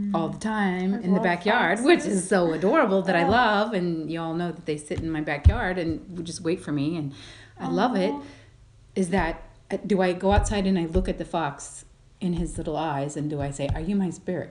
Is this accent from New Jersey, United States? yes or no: no; Colorado, United States; I am from Colorado